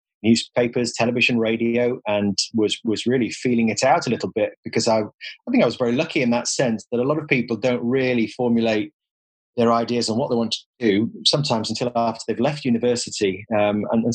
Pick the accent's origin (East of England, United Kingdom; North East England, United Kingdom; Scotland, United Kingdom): North East England, United Kingdom; Middlesbrough; moved away; Middlesbrough, which is my hometown